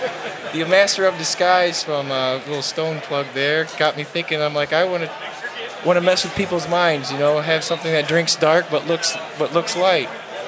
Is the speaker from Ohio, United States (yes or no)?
yes; Toledo, Ohio, United States; I'm from Toledo, Ohio.